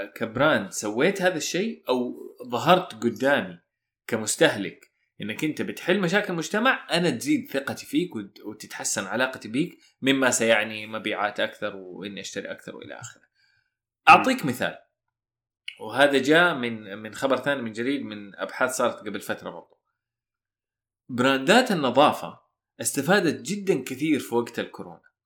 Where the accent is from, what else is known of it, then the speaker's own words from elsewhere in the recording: Saudi Arabia; عندنا في السعوديه